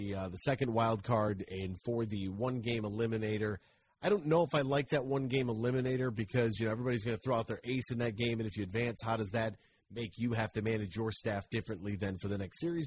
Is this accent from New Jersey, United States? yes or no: no; Monroe, Michigan, United States; I am from Monroe.